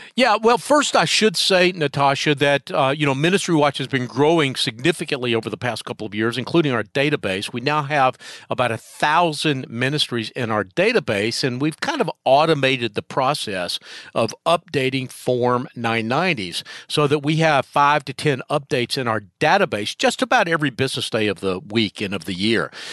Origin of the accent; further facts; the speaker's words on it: North Carolina, United States; my home state, North Carolina